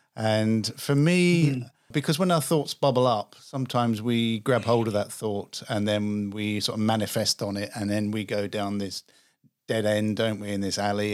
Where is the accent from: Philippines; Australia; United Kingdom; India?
United Kingdom; England; accent: English; I'm English. I grew up in England